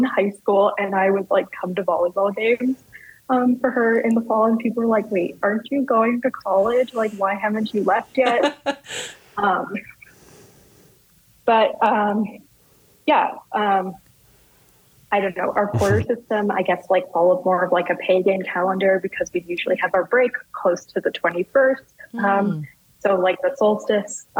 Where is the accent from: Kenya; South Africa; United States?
United States; New Mexico; moved away as an adult; also born or lived in Boston / Washington State / Madison, Wisconsin; now in Chiapas, Mexico; I was from New Mexico